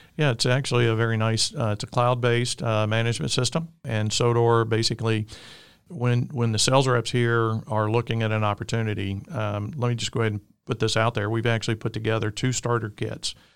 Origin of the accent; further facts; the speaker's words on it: Alabama, United States; I'm from the great state of Alabama, if you can't tell with my accent.